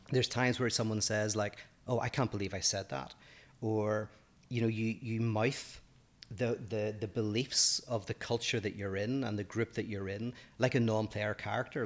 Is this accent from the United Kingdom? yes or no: yes; Northern Ireland, United Kingdom; accent: Northern Irish; moved away as an adult; now in United States; my Northern Irish accent